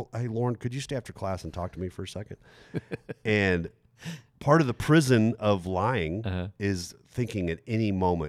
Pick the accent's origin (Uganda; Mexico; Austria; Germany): Germany; moved away as an adult; also born or lived in Texas; I grew up in Germany, graduated from high school on a military base in Germany at 18, and then moved 5,000 miles, left my family, moved 5,000 miles back to Texas, where we're from